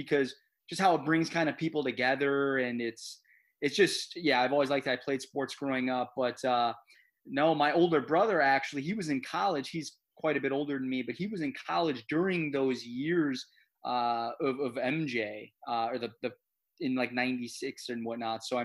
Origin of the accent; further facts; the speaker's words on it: Chicago, Illinois, United States; now in Portland, United States; growing up in the Midwest